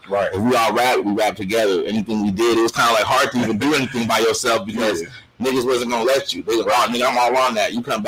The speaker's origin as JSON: {"language": "English", "town": "Riverside", "region": "California", "country": "United States", "tie": "born or raised there", "said": "Man, it was crazy, man, because actually it's not the ghetto like you would think, you know what I'm saying? It's actually very diverse with different ethnicities and stuff like that. So I grew up with all type of different races."}